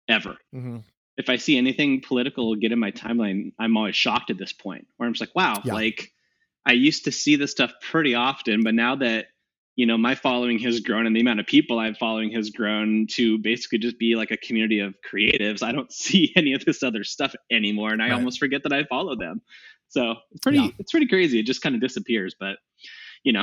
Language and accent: English; Walnut Creek, California, United States; moved away as an adult; now in Seattle, United States; So I was born in the Bay Area, 1989, actually in Walnut Creek, California, which is in the East Bay, probably 20 miles out from San Francisco. Born and raised there.